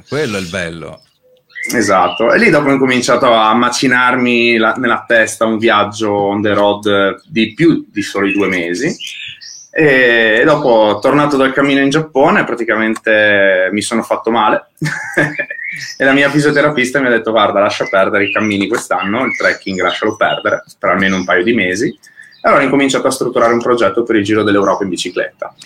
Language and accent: Italian; Friuli-Venezia Giulia, Italy; noi che siamo friulani